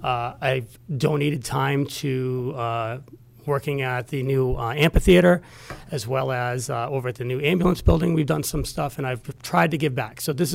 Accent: Amherst, New Hampshire, United States; also born or lived in Merrimack, New Hampshire; now in Milford, United States; I've been a resident of Milford's in a couple different times. I was born and raised on Valhalla Drive for 0 to 6 years old, and then we moved to Amherst when I was younger

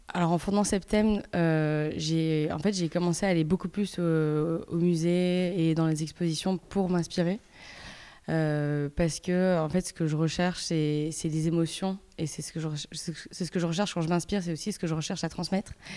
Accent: Belgium; moved away as an adult; also born or lived in Paris; j'ai grandi en Belgique, je suis belge

